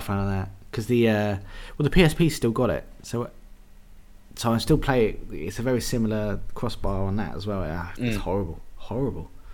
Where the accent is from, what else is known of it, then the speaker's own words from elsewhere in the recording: England, United Kingdom; being English people